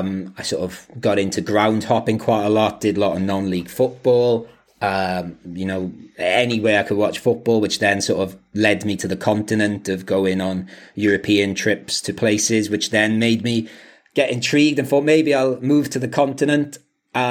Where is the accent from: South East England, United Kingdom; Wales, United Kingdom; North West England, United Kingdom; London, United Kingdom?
Wales, United Kingdom; Quakers Yard; moved away as an adult; also born or lived in Swansea / Liverpool / Manchester; So we come from Merthyr Tydfil, so a little village in the Merthyr Valley called Quakers Yard.